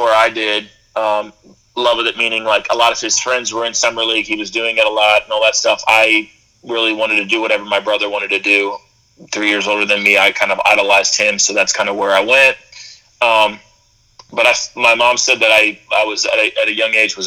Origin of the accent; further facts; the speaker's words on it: just outside of Philadelphia, Pennsylvania, United States; I grew up in just outside of Philadelphia